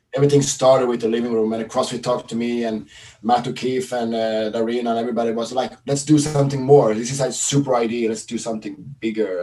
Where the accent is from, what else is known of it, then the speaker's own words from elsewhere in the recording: Sweden; now in Norway; I live uh, from my hometown in Sweden. I'm Swedish.